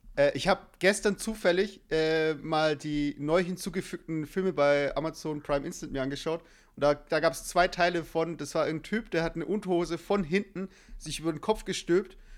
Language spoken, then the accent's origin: German; Germany; ich wurde in Deutschland geboren